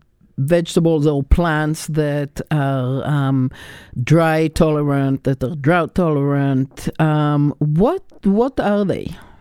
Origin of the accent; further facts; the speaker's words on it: Israel; moved away; I'm originally from Israel, where there's drought fairly regularly, and my mother was a gardener.